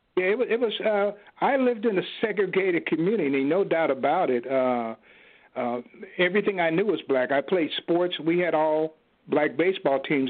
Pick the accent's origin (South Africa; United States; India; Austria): United States; Kansas City, Kansas; my hometown in Kansas City, Kansas